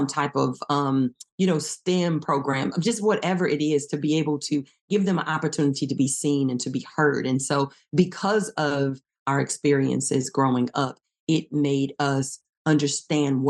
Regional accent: East Chicago, Indiana, United States; moved away as an adult; now in Texas, United States; we're originally both from Indiana. We went to East Chicago Central High School

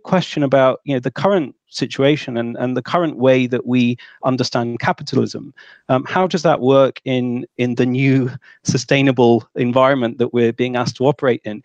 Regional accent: United Kingdom; I'm from Britain

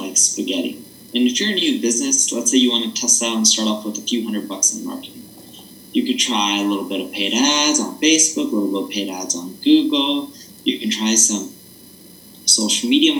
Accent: Orange County, California, United States; I grew up in Orange County.

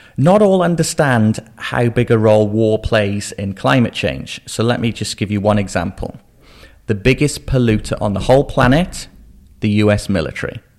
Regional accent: Shropshire, West Midlands, United Kingdom; growing up in Shropshire.

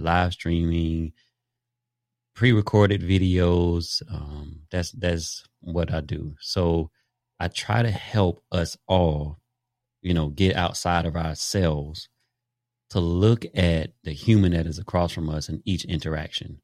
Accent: Daytona Beach, Florida, United States; I grew up in Daytona Beach, Jackie Robinson Stadium, five minutes from my house.

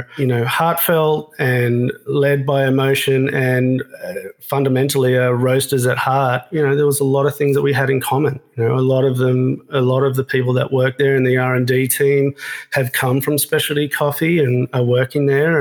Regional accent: Australia; moved away; I'm from Australia

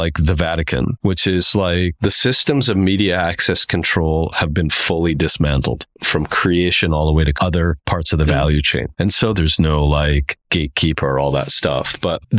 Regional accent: Saskatchewan, Canada; moved away; I'm not from Saskatoon. I'm from Saskatchewan.

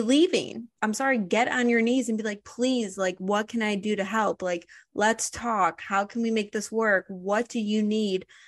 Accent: Highland Park, Illinois, United States; I grew up in Highland Park

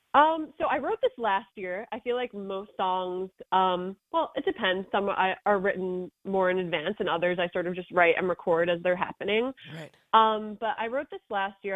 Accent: Wantagh, New York, United States; I grew up in Wantagh

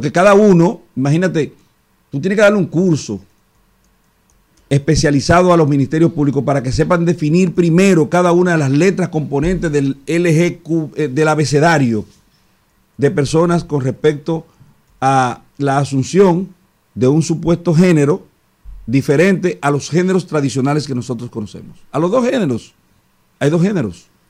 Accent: Boca Chica, Distrito Nacional, Dominican Republic; yo no puedo ahora decir, desdecirme de ser de Andrés Bocachica

